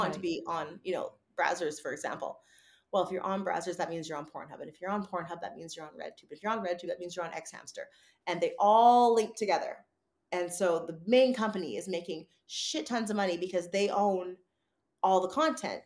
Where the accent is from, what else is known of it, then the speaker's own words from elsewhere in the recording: Vancouver, British Columbia, Canada; moved away as an adult; now in California, United States; growing up in Greater Vancouver in Canada